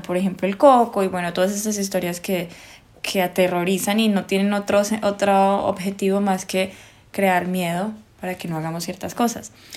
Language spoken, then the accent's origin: Spanish; Colombia; las dos somos colombianas